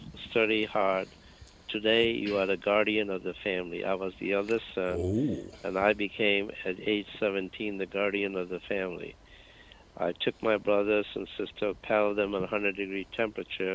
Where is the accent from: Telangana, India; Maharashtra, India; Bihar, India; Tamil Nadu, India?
Bihar, India; Patna; moved away as an adult; also born or lived in Darbhanga, India / New York City, United States; now in United States; I grew up in a small city called Patna. Patna, actually, I was born in a small city called Darbhanga